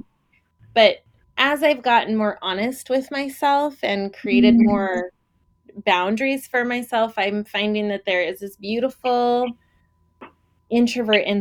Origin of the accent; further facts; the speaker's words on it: Portland, United States; I'm from Portland